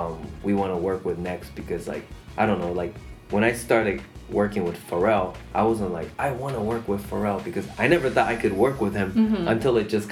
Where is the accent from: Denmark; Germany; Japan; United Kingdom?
Japan; We're from Japan.